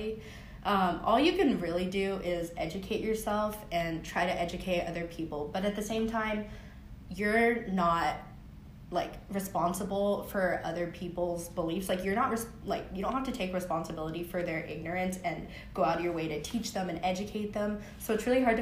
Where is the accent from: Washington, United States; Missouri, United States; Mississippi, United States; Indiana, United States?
Washington, United States; Seattle; moved away as an adult; now in California, United States; I'm from Seattle, Washington